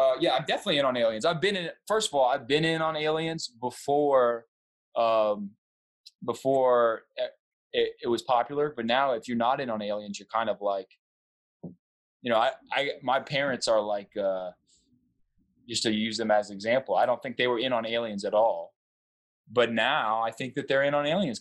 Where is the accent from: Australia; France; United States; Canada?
United States; the South; I'm from the South